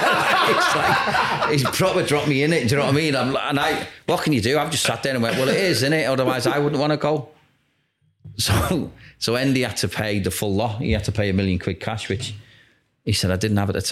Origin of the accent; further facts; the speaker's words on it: Liverpool, North West England, United Kingdom; moved away; I'm from Liverpool.